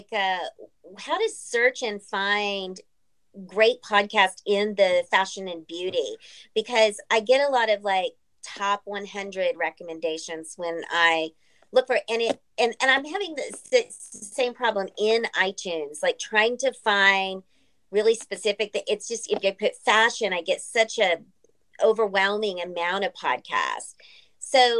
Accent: San Antonio, Texas, United States; I'm from San Antonio.

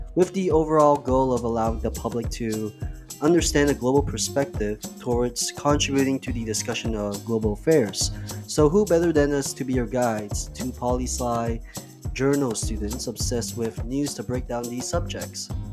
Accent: Kuala Lumpur, Malaysia; now in Toronto, Canada; I'm from K L, the capital of Malaysia.

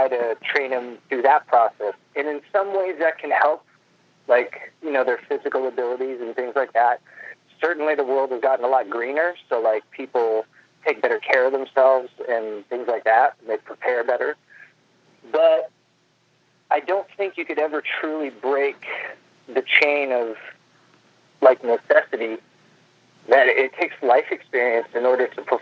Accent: Los Angeles, California, United States; I grew up in Los Angeles

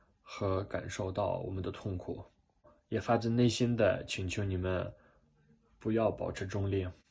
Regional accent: Ukraine; Chinese is a second language; 我是乌克兰人。

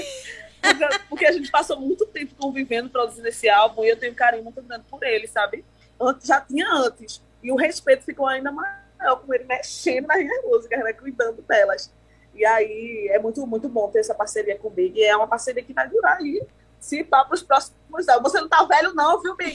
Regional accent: Pernambuco, Brazil; born or raised there

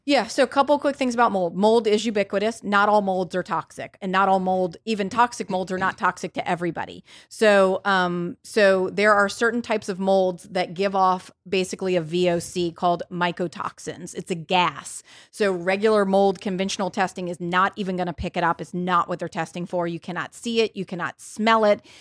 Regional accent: New Orleans, Louisiana, United States; moved away; I'm from New Orleans, um, and I just went home

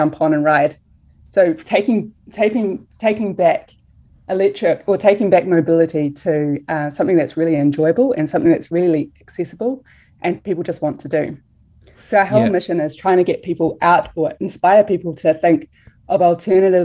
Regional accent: New Zealand; we're from New Zealand.

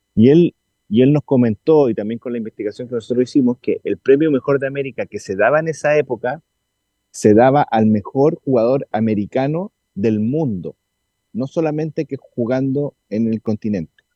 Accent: Valparaíso, Chile; ambos somos de Valparaíso, oriundos de Valparaíso

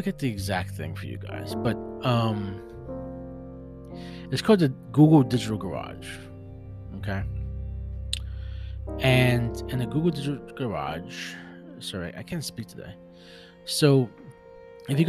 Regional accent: New York City, New York, United States; I'm an OG from Brooklyn

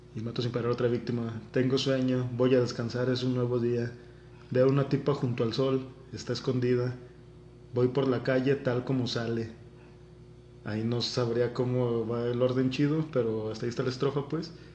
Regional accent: Mexico

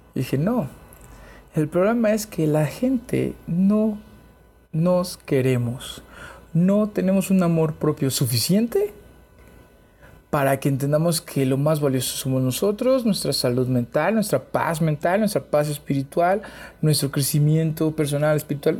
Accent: Chiapas, Mexico; moved away; yo soy de Chiapas

